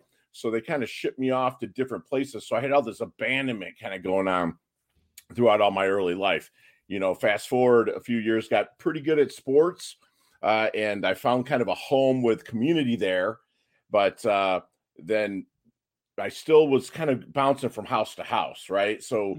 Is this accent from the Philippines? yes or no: yes; Philippines; born there; Yeah, man. I was born in 72. And I was born in the Philippine Islands.